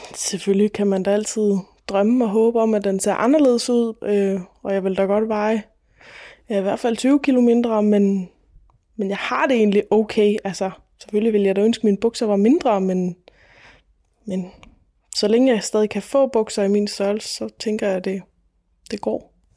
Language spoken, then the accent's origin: Danish; Falster, Zealand, Denmark; Jeg er født og opvokset på Falster